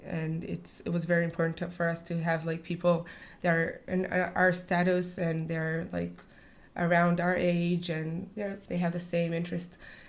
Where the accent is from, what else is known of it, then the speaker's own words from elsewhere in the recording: Ma'ale Michmash, Judea and Samaria, Israel; Okay, so I grew up in Ma'ale Michmash near Jerusalem.